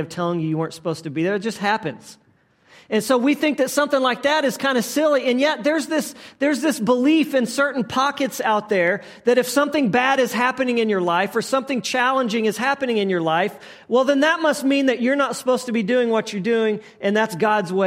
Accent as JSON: {"language": "English", "region": "Texas", "country": "United States", "tie": "born or raised there", "moved": "yes", "said": "I grew up in Texas, probably three and a half hours from the coast"}